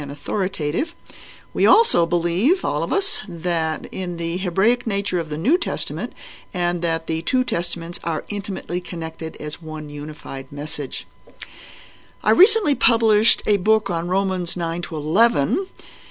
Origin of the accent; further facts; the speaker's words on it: New England, United States; I was brought up as a Unitarian in New Mexico, not in New Mexico, in New England. I came from New England